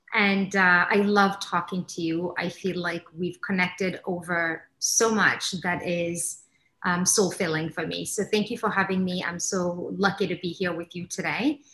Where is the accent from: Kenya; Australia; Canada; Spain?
Kenya; born or raised there; also born or lived in England; now in Miami, United States